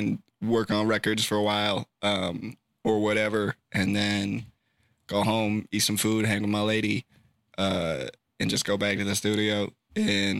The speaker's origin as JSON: {"language": "English", "town": "Sacramento", "region": "California", "country": "United States", "tie": "born or raised there", "said": "I'm born and raised in Sacramento and I live 3 minutes from my studio"}